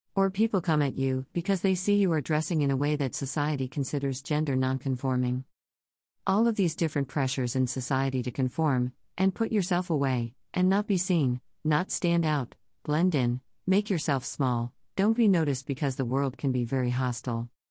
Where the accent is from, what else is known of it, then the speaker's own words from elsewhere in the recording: Texas, United States; I am from Texas.